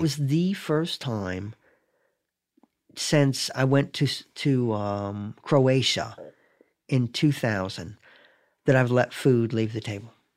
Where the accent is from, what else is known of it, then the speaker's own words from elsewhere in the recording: Raleigh, North Carolina, United States; moved away; also born or lived in Binghamton, New York; I grew up in Raleigh